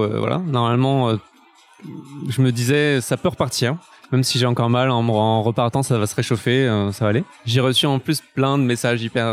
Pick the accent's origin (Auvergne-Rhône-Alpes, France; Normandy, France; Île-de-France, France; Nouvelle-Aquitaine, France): Île-de-France, France; Paris; en tant que Parisien